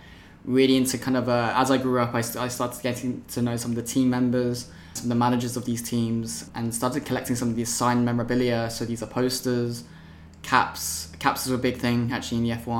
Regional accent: Oxfordshire, South East England, United Kingdom; I grew up in Oxfordshire.

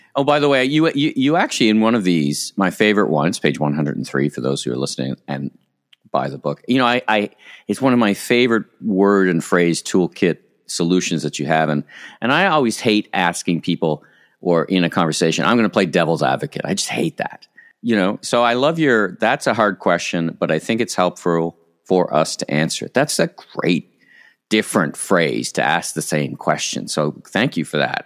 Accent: Ottawa, Ontario, Canada; now in Toronto, Canada; I'm from Ottawa originally, which is of mm. course an even colder place

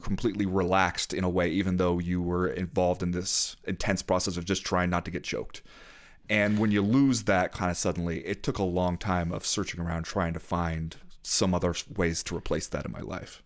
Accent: Southern California, United States; I grew up mostly in Southern California

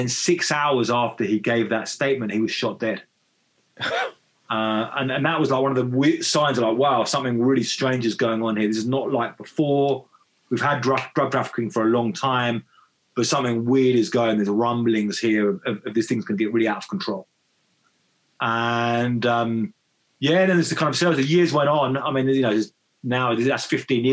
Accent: Brighton, South East England, United Kingdom; moved away as an adult; now in Mexico; I grew up in Brighton

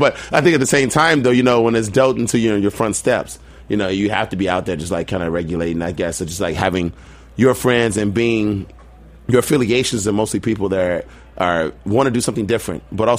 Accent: Chicago, Illinois, United States; moved away as an adult; also born or lived in Virginia; now in New York, United States; I grew up in Southside Chicago, like Caprini Green, Inglewood, Chicago, you know, the ruckus, I guess. The murder capital of the world

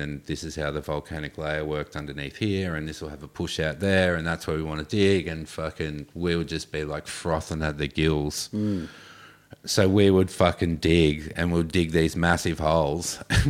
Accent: Gold Coast, Queensland, Australia; I was in transition from Gold Coast skater kid to being a hippie.

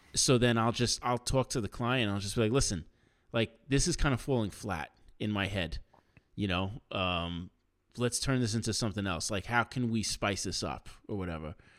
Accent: New York, United States; growing up in New York, like, when I was a kid

